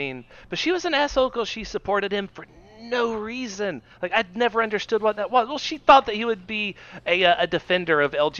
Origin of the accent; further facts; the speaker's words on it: Southeast Georgia, United States; we're white males from Southeast Georgia that are Democrats.